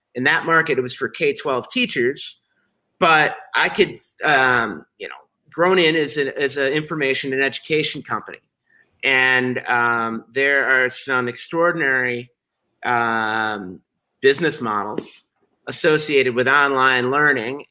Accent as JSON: {"language": "English", "town": "Chicago", "region": "Illinois", "country": "United States", "said": "I'm a Chicagoan, I'm a journalist, and I'm an entrepreneur"}